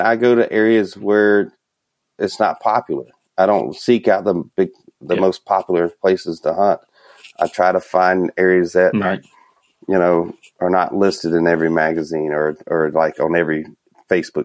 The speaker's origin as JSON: {"language": "English", "region": "Minnesota", "country": "United States", "said": "Here I am from Minnesota"}